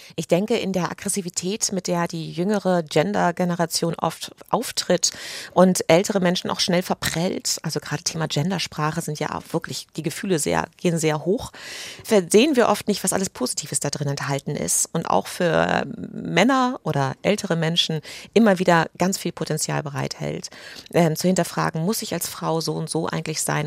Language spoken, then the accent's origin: German; United Kingdom; German is a second language; moved away as an adult; also born or lived in England; now in Germany; ich bin Britin